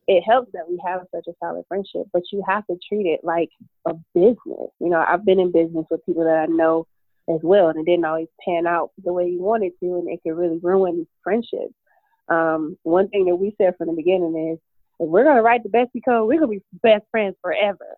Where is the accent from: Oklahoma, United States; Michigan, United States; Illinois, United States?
Michigan, United States; Detroit; now in Phoenix, United States; I am originally from Detroit, Michigan, but I live in sunny Phoenix, Arizona